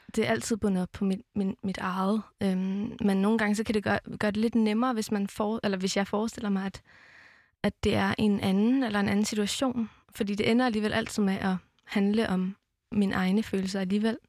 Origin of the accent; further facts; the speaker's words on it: Amager, Capital Region of Denmark, Denmark; jeg er vokset op på Amager